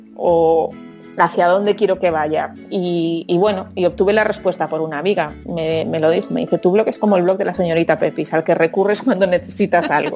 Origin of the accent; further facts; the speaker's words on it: Lugo, Galicia, Spain; soy de Lugo